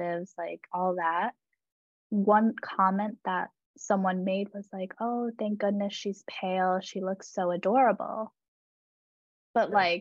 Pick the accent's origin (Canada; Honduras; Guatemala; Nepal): Nepal; I'm from Nepal